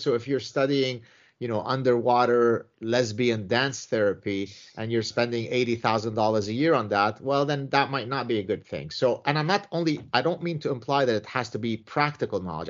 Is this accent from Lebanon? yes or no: yes; Lebanon; my own personal history growing up in the Lebanese Civil War